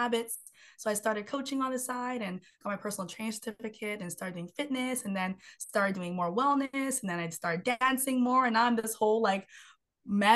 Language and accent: English; Vancouver, British Columbia, Canada; I'm from Vancouver, BC, Canada